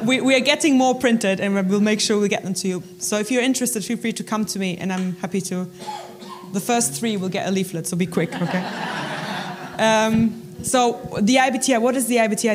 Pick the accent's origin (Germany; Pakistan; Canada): Germany; moved away as an adult; now in United Kingdom; I'm originally from Germany